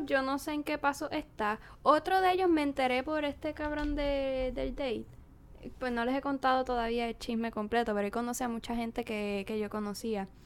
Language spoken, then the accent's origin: Spanish; Naranjito, Puerto Rico; moved away as an adult; also born or lived in Corozal, Puerto Rico; now in United States; yo vengo de Naranjito y Corozal